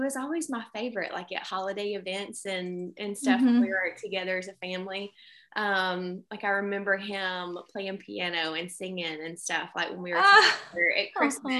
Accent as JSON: {"language": "English", "town": "Anderson", "region": "South Carolina", "country": "United States", "moved": "yes", "lives_now": "Greenwood, United States", "said": "I am originally from Anderson, South Carolina"}